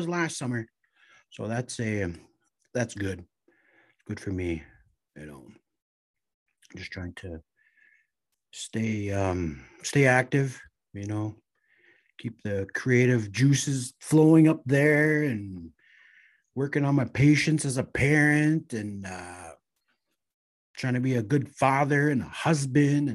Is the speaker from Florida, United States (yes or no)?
no; Red Lake, Minnesota, United States; growing up in Red Lake, raising a family